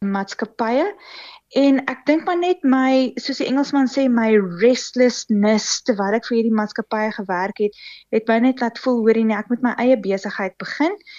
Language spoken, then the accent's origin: Afrikaans; Pretoria, Gauteng, South Africa; also born or lived in Kempton Park; ek was gebore in in Pretoria